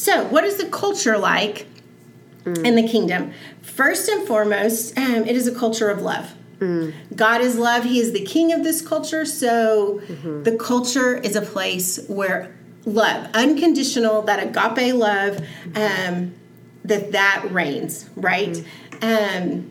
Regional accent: Texas, United States; I am from Texas

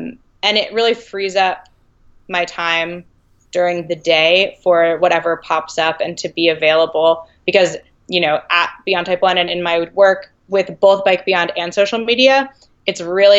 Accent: New England, United States; now in California, United States; I grew up skiing in New England.

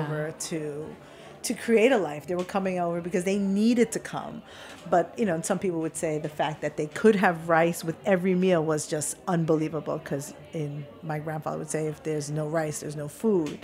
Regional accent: United States; I was born here

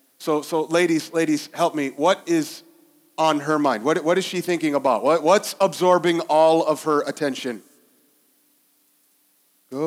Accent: West Liberty, Ohio, United States; This is like where I grew up in Ohio. I never tell anybody that I'm from West Liberty because nobody's ever heard of West Liberty.

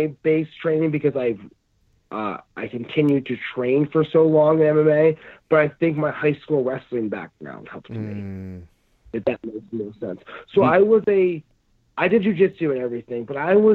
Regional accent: New Jersey, United States; moved away as an adult; now in Southern California, United States; I'm from New Jersey. Moved out here about 5 years ago

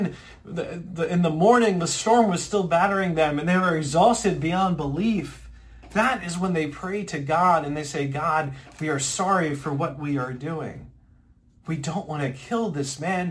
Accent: Ocean City, New Jersey, United States; moved away; I'm originally from Ocean City, New Jersey

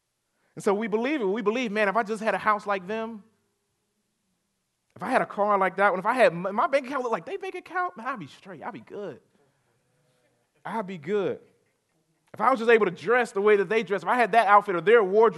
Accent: Chester, South Carolina, United States; A couple weeks ago, so I grew up in Chester, South Carolina.

